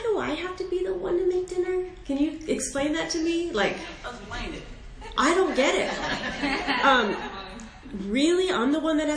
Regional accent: Northern Virginia, United States; I am from Northern Virginia

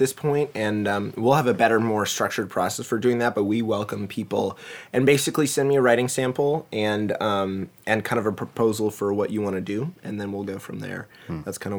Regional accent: East Coast, United States; born there; Can you tell I was born on the East Coast?

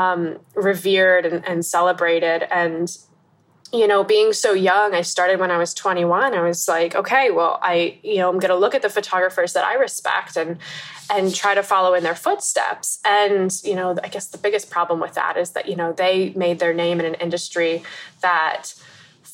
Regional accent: United States; moved away as an adult; also born or lived in Pennsylvania, United States / Egypt; now in Bangkok, Thailand; I'm an American photographer that's currently based in Bangkok

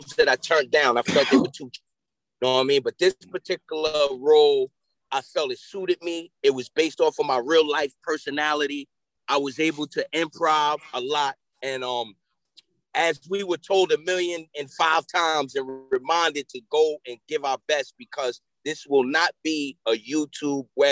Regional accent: Yonkers, New York, United States; also born or lived in Mount Vernon, New York; I grew up in Yonkers, New York

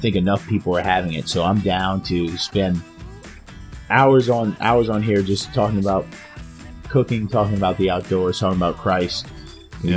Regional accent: Louisiana, United States; my hometown or our hometown, Louisiana

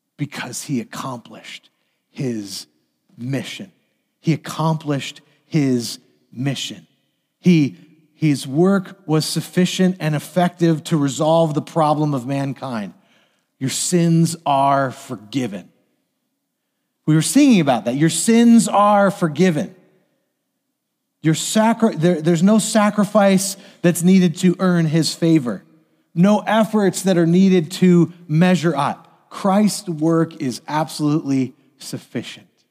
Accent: United States; as American citizens

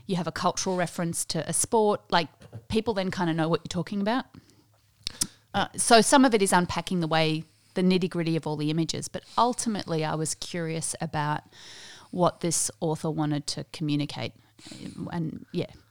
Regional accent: Australia; also born or lived in South Africa; I grew up in the Uniting Church here in Australia, Methodist before that in South Africa

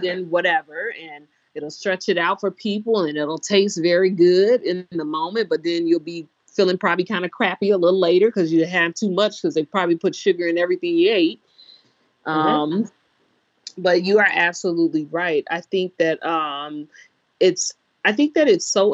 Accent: Chicago, Illinois, United States; I'm from Chicago, so you have neighborhoods that are food deserts

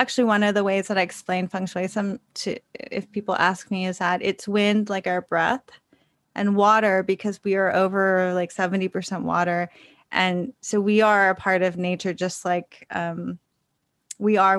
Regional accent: Los Angeles, California, United States; also born or lived in Bay Area, California; now in New York, United States; I grew up in Los Angeles, then I lived in the Bay Area.

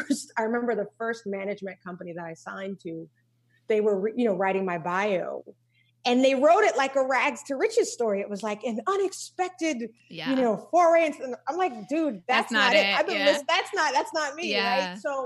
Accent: Charleston, South Carolina, United States; We grew up in Charleston, South Carolina.

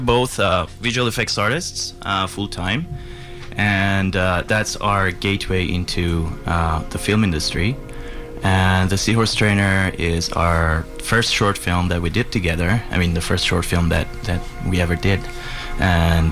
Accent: Iran; moved away as an adult; now in Canada; I have been doing civil engineering when I was back in Iran, because I'm coming from Iran

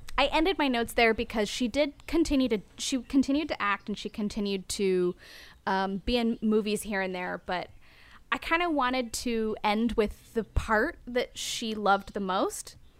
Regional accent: United States; I'm American

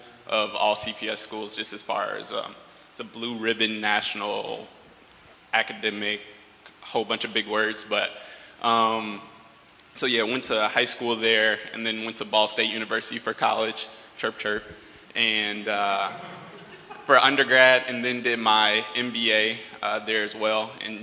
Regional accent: Chicago, Illinois, United States; I grew up here in Chicago on the south side of the city. Just as far as background, so I'm also a product of Chicago Public Schools. I went to Whitney Young High School, which is down the street from here.

